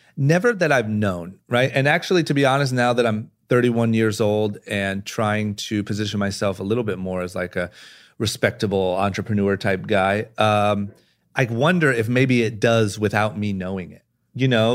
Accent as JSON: {"language": "English", "town": "Akron", "region": "Ohio", "country": "United States", "tie": "born or raised there", "said": "growing up in Akron, Ohio"}